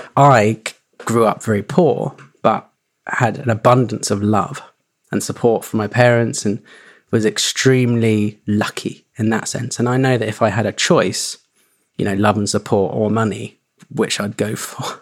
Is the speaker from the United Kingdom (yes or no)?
yes; Suffolk, East Anglia, East of England, United Kingdom; moved away; also born or lived in London; I grew up in East Anglia in Suffolk